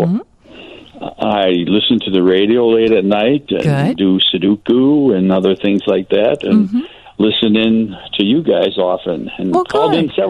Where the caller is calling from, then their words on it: Racine, Wisconsin, United States; I'm calling from Racine, Wisconsin.